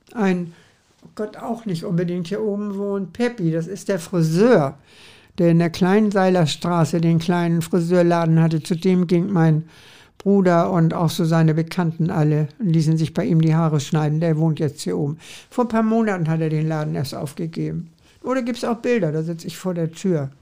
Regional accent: Hamburg, Germany; ich bin eigentlich gebürtige St. Paulianerin.

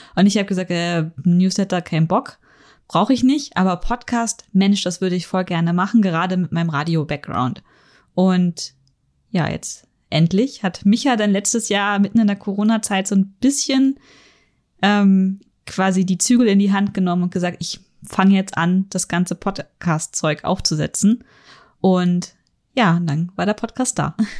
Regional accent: Northern Germany, Germany; now in Munich, Germany; ich bin in Norddeutschland aufgewachsen

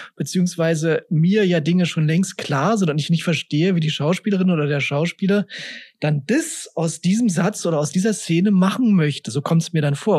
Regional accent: Berlin, Germany; ich bin ja im Westend aufgewachsen

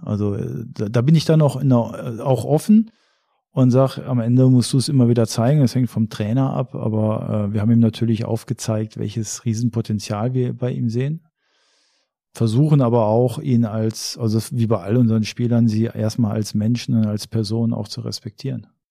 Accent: Germany; ich bin Deutscher

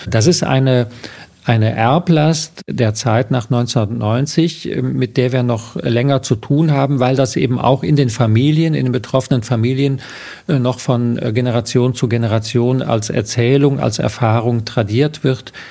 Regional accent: Eifel, Germany; Kennt man also die Eifel, wo ich herkomme? Äh, wo es eben auch nicht besonders reich und reichhaltig ist.

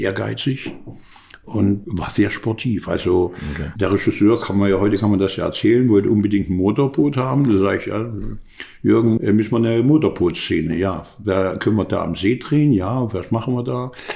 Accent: Germany; wir keine Chancen als Deutsche

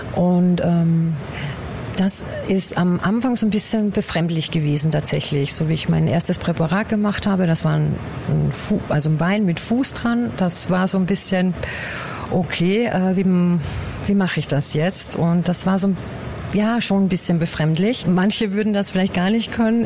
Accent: Bad Ischl, Upper Austria, Austria; now in Guben, Germany; Ich komme ursprünglich aus Oberösterreich, aus Bad Ischl, um genau zu sein.

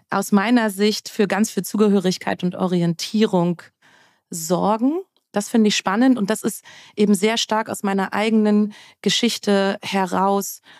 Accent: Germany; dass ich eben groß geworden bin äh, um die Wendezeit herum. Ich bin in der DDR geboren ähm, und bin im Vereinigten Deutschland aufgewachsen.

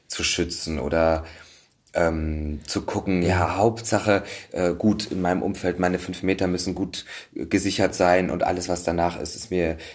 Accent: Saxony, Germany; Ich komme aus Sachsen und ja.

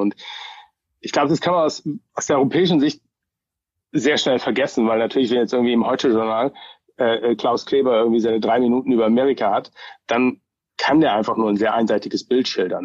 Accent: Germany; now in Bay Area, United States; ich bin ja schon auch so ein bisschen als Deutscher groß geworden

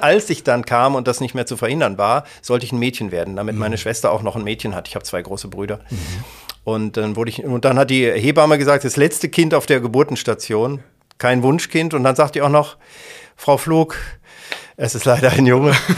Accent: Kassel, Hesse, Germany; also born or lived in Detmold / Siegen; now in Essen, Germany; Kassel, wo ich geboren bin und, und hier aufgewachsen bin

